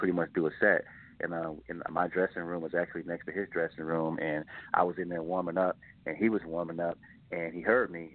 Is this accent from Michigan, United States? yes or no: yes; Detroit, Michigan, United States; also born or lived in Arkansas; now in Phoenix, United States; born and raised in Detroit, lived in Arkansas for like 10 years.